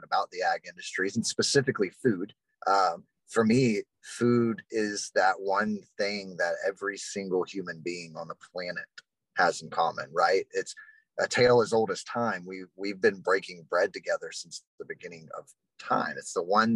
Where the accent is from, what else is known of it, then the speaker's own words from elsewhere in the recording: Texas, United States; I'm from Texas